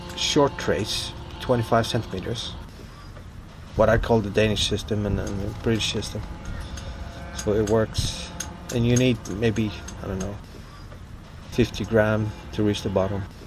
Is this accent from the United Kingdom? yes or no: no; Vestmanna, Faroe Islands; also born or lived in Denmark; I was born and raised in Vestmanna, small village uh, that holds about 1,200 people.